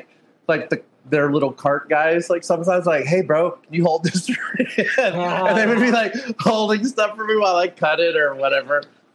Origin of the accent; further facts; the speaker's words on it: Texas, United States; I'm from Texas. Originally, my family's from Nicaragua, so I spent a lot of time down south of the Texan border as well.